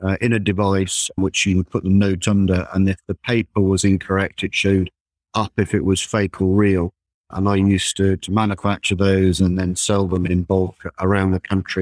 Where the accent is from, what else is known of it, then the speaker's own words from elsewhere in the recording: Derbyshire, East Midlands, United Kingdom; also born or lived in Warminster, Wiltshire; I grew up in Derbyshire, and I did some studying down in Warminster in Wiltshire, and then moved back up to Derbyshire